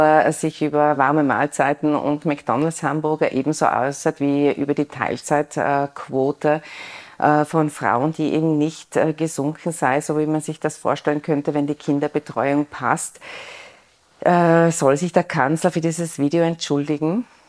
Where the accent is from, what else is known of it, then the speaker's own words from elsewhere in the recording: Innsbruck, Tyrol, Austria; als Innsbruckerin